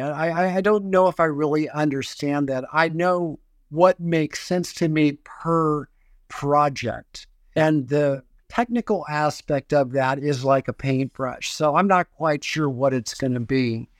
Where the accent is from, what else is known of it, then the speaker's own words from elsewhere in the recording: Houston, Texas, United States; Growing up in Houston, Texas, I was a Reformed Jewish family